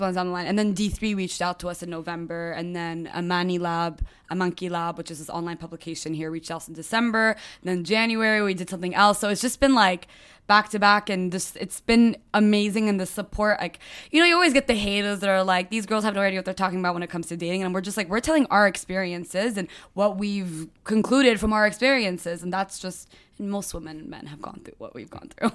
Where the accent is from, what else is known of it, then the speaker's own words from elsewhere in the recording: Dubai, United Arab Emirates; also born or lived in United States / Lebanon; I uh, grew up in Dubai